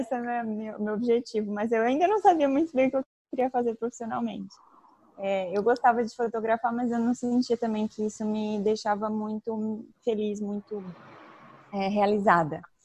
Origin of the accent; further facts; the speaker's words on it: Tubarão, Santa Catarina, Brazil; moved away; eu tenho 29 anos e eu sou de Tubarão, Santa Catarina.